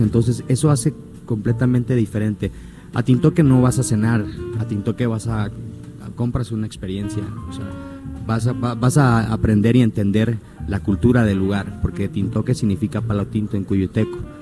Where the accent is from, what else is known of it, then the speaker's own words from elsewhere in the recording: Puerto Vallarta, Jalisco, Mexico; yo regresé a mi lugar de origen, yo soy nativo de Puerto Vallarta y regreso a mi lugar de origen por el amor que le tengo a mi bahía.